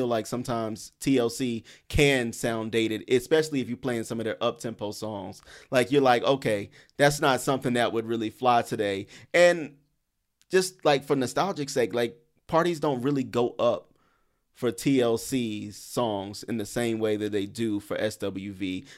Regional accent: the South, United States; now in Brooklyn, United States; Listen, I'm in Brooklyn. I'm in New York. And I know I'm from the South, so I don't want nobody getting mad at me for this

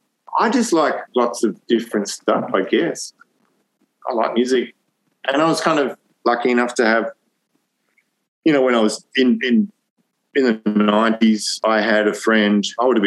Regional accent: London, United Kingdom; moved away; I grew up partly in London

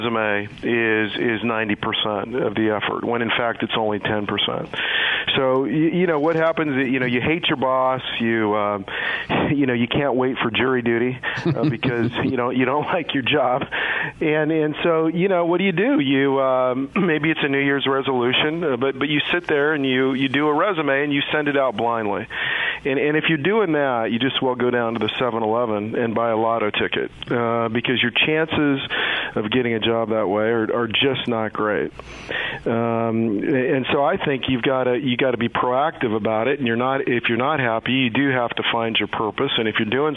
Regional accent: Kansas, United States; moved away as an adult; also born or lived in Los Angeles; I was raised in Kansas

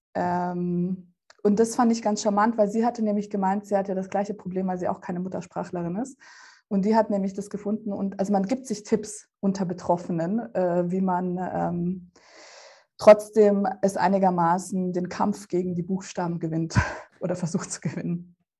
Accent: Germany; German is a second language; also born or lived in Russia; wo ich in Deutschland eingeschult worden wäre, hätte ich auch in Russland eingeschult werden sollen

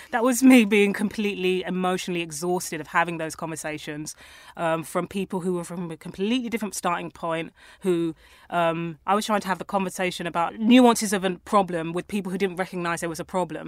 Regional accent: London, United Kingdom; I grew up around Tottenham

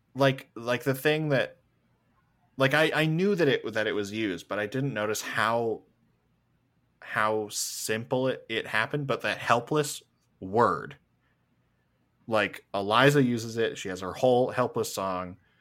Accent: Canada; I'm just a fucking Canadian with a microphone

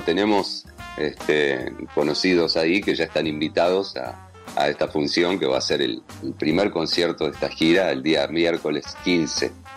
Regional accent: Buenos Aires, Argentina; moved away as an adult

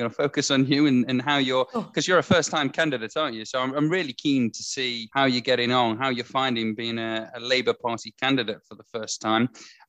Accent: Leeds, Yorkshire and the Humber, United Kingdom; listeners will know that I'm from Leeds.

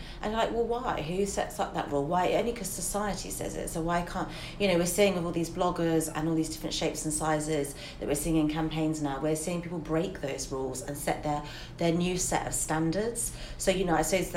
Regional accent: England, United Kingdom; as English people

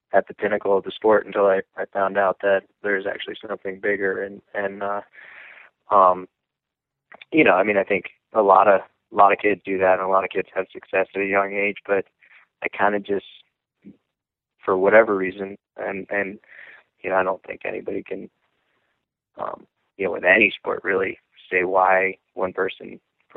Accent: Lake Placid, New York, United States; I'm from Lake Placid, New York

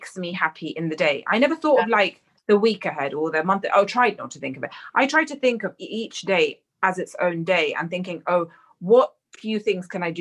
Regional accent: London, United Kingdom; an Indian girl raised in London

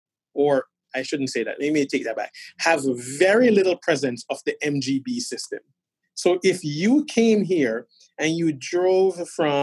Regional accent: New York City, New York, United States; now in Boston, United States; having grown up in Brooklyn, New York

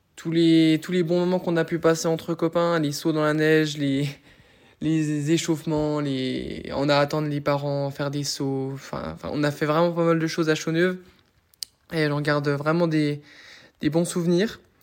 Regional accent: Doubs, Bourgogne-Franche-Comté, France; je viens, je viens du Doubs

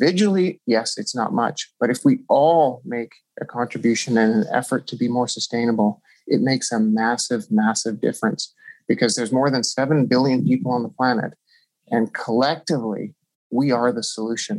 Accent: Canada; I'm Canadian

